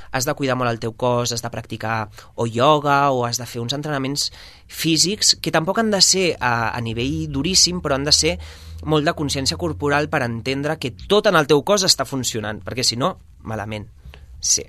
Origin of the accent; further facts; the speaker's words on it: Sabadell, Catalonia, Spain; now in Barcelona, Spain; sóc de Sabadell i molt orgullós